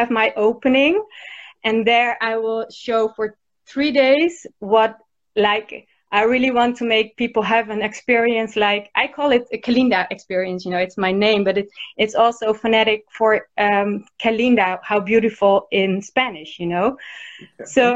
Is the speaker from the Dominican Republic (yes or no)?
no; Rotterdam, South Holland, Netherlands; I'm from Rotterdam, Holland.